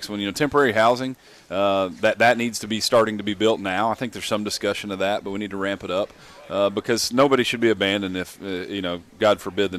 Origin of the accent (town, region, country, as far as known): Kentucky, United States; born or raised there